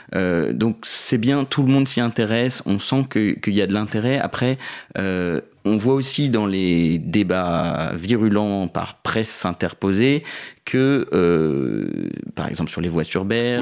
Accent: southern Paris suburbs, Île-de-France, France; je suis né euh, en banlieue parisienne sud, mais j'habite depuis maintenant 5-6 ans à Paris dans le 10e arrondissement

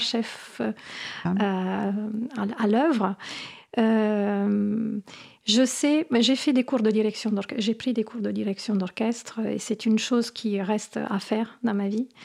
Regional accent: Apulia, Italy; French is a second language; now in France; j'ai grandi en Italie

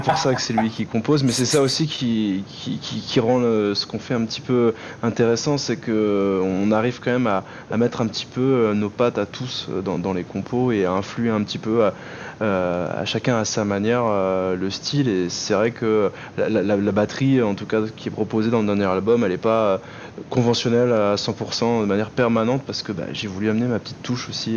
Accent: France; now in Marseille, France; je viens de, l'autre bout de la France

